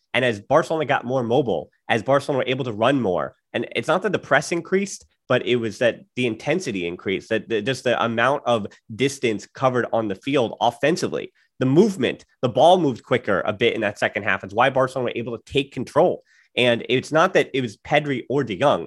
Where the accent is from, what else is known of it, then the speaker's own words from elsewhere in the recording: United States; as an American, I'm a little biased